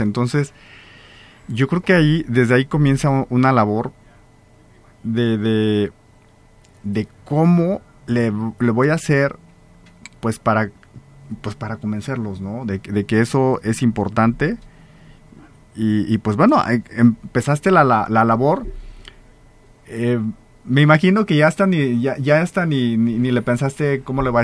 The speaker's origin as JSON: {"language": "Spanish", "town": "Salamanca", "region": "Guanajuato", "country": "Mexico", "said": "las que sí somos de Salamanca"}